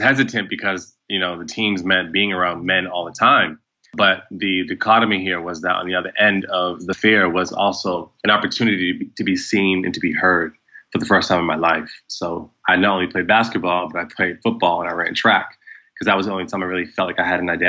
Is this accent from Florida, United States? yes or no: no; central Massachusetts, United States; moved away as an adult; now in Los Angeles, United States; I was born on the East Coast in central Massachusetts